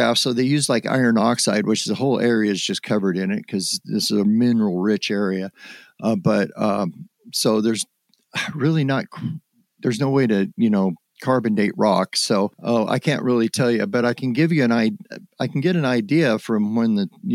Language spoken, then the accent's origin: English; Summerville, Oregon, United States; where I grew up in Somerville, Oregon, was only about 15 miles south of where the Freeman film was shot